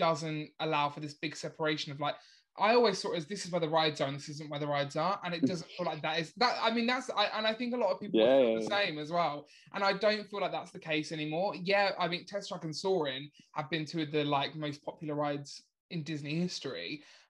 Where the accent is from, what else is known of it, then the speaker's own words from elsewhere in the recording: Essex, East of England, United Kingdom; accent: Essex; my Essex accent.